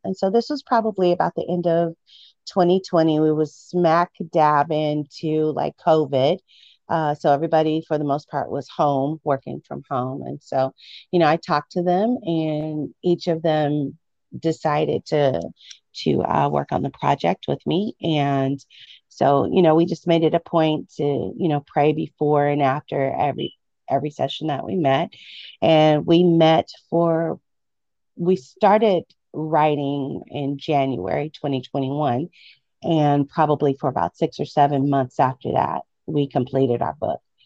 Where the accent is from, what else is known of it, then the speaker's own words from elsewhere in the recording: Midwest, United States; I grew up in the Midwest